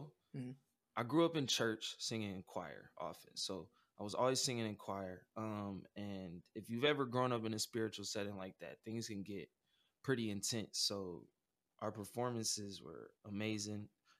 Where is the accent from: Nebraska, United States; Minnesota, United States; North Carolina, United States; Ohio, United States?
Nebraska, United States; Omaha; And I'm coming from Omaha, Nebraska, you know, Midwest city, you know, mixed race family. And I grew up with a lot of different talents.